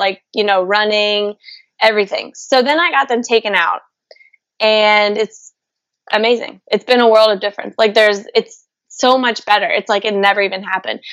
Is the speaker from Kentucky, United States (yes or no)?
yes; Louisville, Kentucky, United States; moved away; I'm from Louisville, Kentucky.